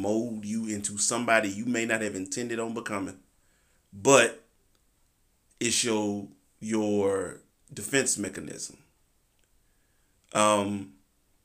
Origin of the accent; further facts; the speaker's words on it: the South, United States; I'm Southern. Not necessarily country.